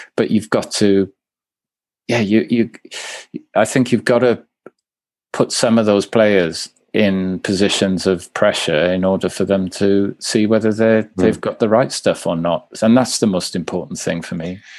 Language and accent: English; Swansea, Wales, United Kingdom; I'm from, I'm from I'm from Swansea